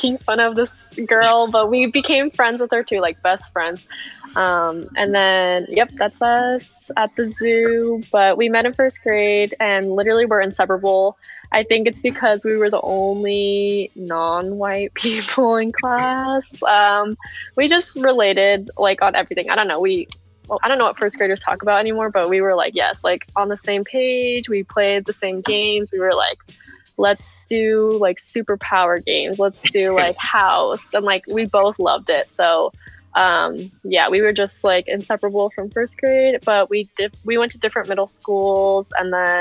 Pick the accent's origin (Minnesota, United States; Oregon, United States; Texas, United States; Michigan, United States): Oregon, United States; Corvallis; also born or lived in Las Vegas, Nevada / Albany, Oregon; we grew up in Corvallis